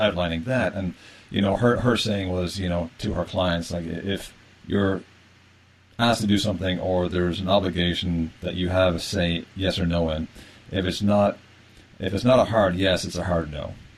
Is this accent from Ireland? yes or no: yes; Ireland; I'm an Irish male, uh, Irish Catholic male originally